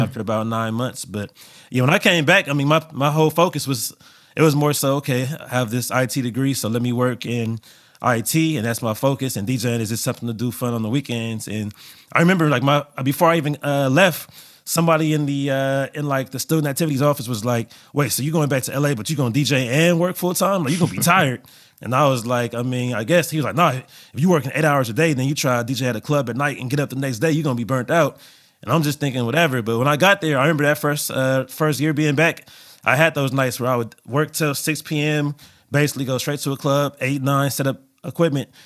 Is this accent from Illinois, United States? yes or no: no; Los Angeles, California, United States; growing up in L A, I would say growing up, uh, being born in the eighties and being in L A the entire nineties and early two thousands